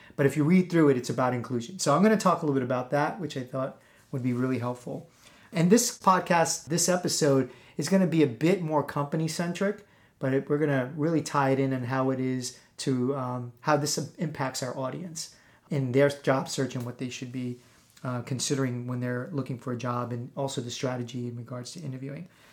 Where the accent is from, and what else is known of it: East Coast, United States